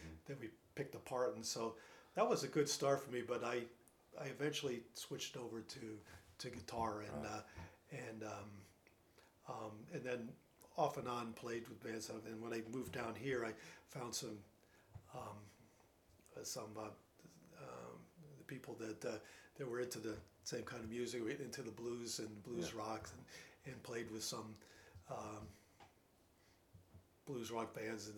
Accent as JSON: {"language": "English", "region": "the North", "country": "United States", "also_born_or_lived": "Rhode Island", "accent": "Yankee", "moved": "as an adult", "lives_now": "Greenville, South Carolina, United States", "said": "as you can tell by my accent, I'm a Yankee."}